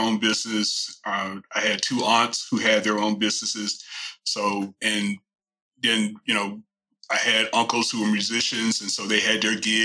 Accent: Houston, Texas, United States; I am a native Texan. Not many of us left because everybody else comes here. But been here all my life. Born and raised in the Houston area

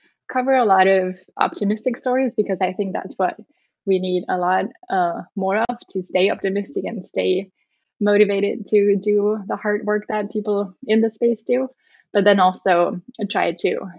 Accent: Germany; moved away as an adult; also born or lived in Netherlands / United Kingdom; I grew up in Germany.

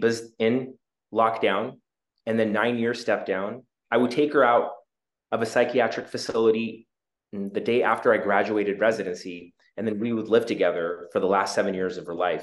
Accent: Juneau, Alaska, United States; moved away; also born or lived in Seattle, Washington / Mangalore, India; I was born in Juneau, immigrant parents from South India

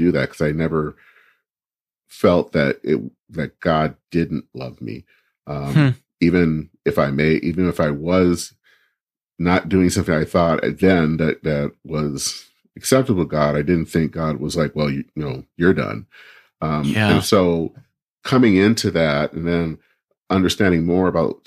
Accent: Flint, Michigan, United States; now in Minneapolis, United States; I grew up in a town that it seems like everyone knows, Flint, Michigan

